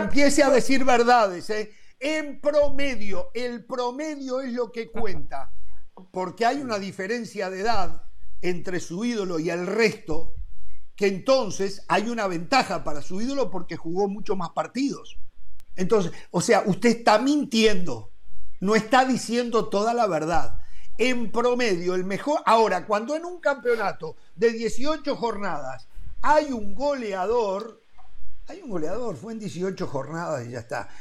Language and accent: Spanish; Uruguay